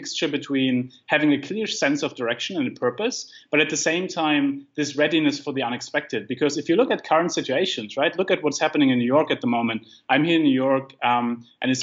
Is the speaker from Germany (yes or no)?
yes; Germany; moved away; I come from Germany, like I grew up with a very risk averse mindset